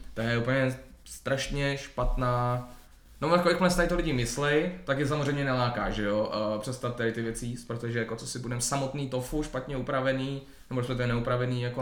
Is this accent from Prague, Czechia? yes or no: no; Hradec Králové, Hradec Králové Region, Czechia; Hradec Králové, no, odkud pocházím